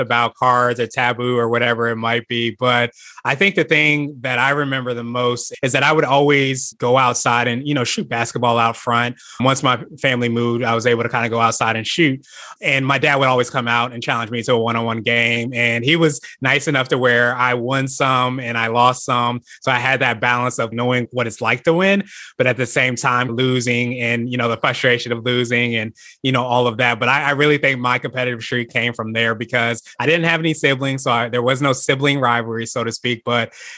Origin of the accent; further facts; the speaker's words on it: Northern Virginia, United States; also born or lived in Kansas / Las Vegas; I grew up in Northern Virginia, about 45 minutes or so outside of Washington, D.C. I'm a military brat